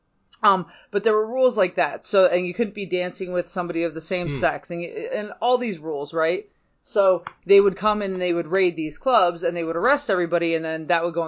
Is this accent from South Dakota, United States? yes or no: no; Bedford, Michigan, United States; I went to high school right over the line into Michigan in a little township called Bedford